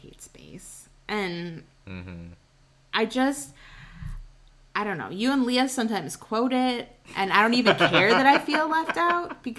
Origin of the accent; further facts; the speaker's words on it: Wisconsin, United States; we're from Wisconsin and we like grew up